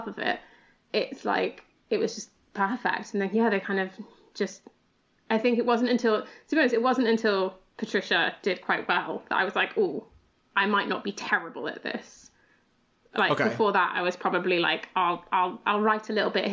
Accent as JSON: {"language": "English", "area": "Lincolnshire", "region": "East Midlands", "country": "United Kingdom", "said": "I'm from Lincolnshire in the East Midlands."}